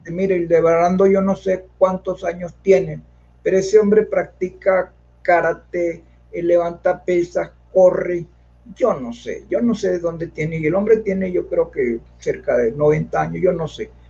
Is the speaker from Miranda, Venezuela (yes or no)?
no; Caracas, Capital District, Venezuela; yo soy caraqueño, pero pero mi corazón es llanero. Porque mi papá y mi mamá, descansen, eran del llano.